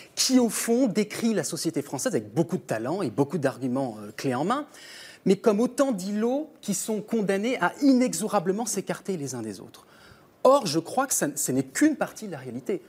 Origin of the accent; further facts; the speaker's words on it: St. Pierre & Miquelon; Moi, je viens de Saint-Pierre-et-Miquelon, qui est un territoire d'outre-mer